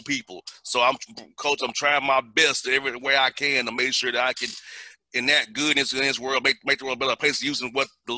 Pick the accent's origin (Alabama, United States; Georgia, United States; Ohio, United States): Georgia, United States; Atlanta; I'm from Atlanta